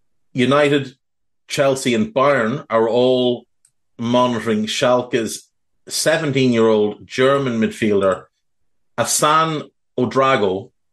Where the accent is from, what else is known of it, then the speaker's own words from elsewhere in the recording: Navan, Leinster, Ireland; my hometown of Navan